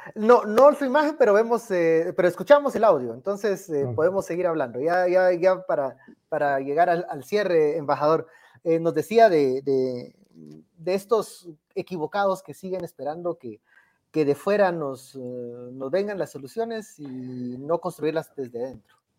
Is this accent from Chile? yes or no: no; Guatemala; como decimos aquí en Guatemala